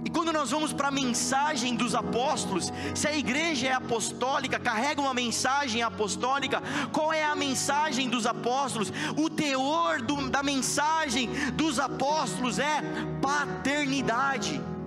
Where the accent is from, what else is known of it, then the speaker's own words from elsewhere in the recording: Brazil; Sendo brasileiro